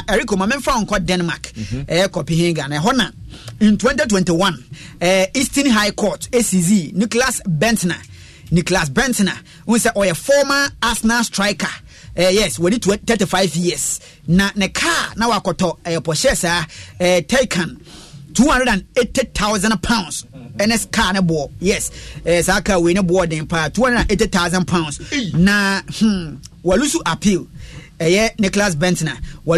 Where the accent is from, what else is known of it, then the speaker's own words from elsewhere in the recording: Liberia; Ivory Coast, I'm from Liberia, a by Ivory Coast.